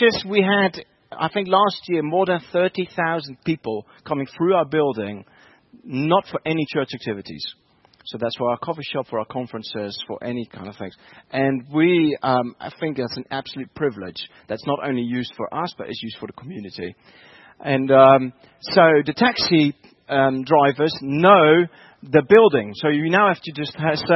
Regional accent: Netherlands; English is a second language; moved away as an adult; now in Bedford, United Kingdom; I'm originally from the Netherlands, and I only moved to the UK 7 years ago.

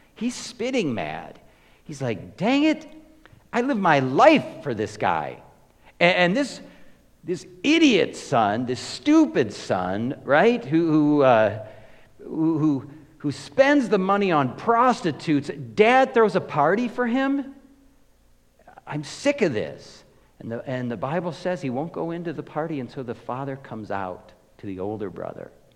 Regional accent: United States; I'm an American

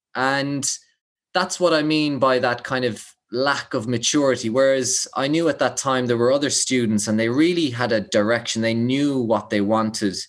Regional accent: Limerick, Munster, Ireland; growing up in Limerick

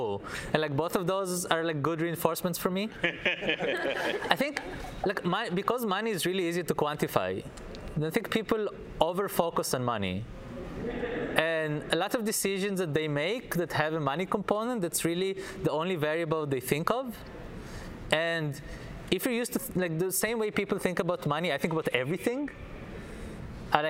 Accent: Israel; moved away; I'm from Israel, so I was in the Israeli army

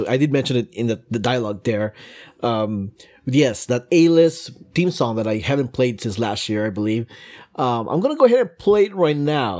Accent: Philippines; we Filipinos

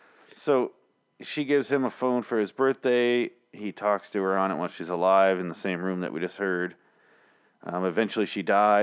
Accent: Cincinnati, Ohio, United States; I'm from Cincinnati.

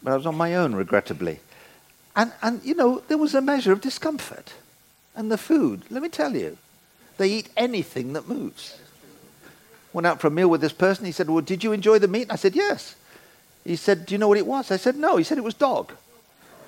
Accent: United Kingdom; we're British

